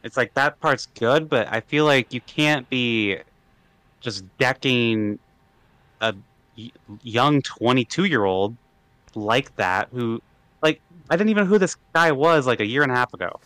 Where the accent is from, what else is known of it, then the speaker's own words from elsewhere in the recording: Iowa, United States; I'm originally from Iowa